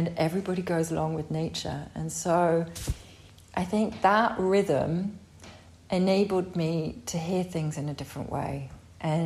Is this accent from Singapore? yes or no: no; United Kingdom; moved away as an adult; also born or lived in Brighton; now in France; I grew up as the butcher's daughter, you know, in a town outside of London